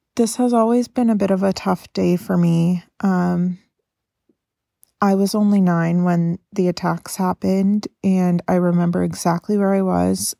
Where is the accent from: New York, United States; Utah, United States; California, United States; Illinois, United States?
California, United States; Carmel; now in Oregon, United States; We went to my hometown of Carmel, California to spend time with my family